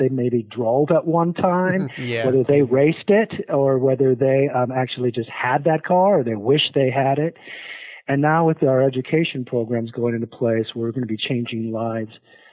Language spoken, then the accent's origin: English; South Dakota, United States; moved away as an adult; also born or lived in Arizona; now in Portland, United States; I am a product of South Dakota. Growing up in South Dakota